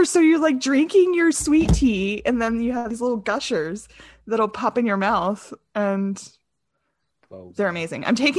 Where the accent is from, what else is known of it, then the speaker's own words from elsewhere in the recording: the South, United States; I mean, and I grew up in the South. Like, I love my sweet tea.